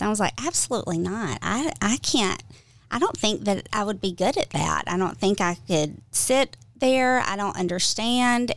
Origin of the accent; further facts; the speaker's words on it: Georgia, United States; I'm originally from Georgia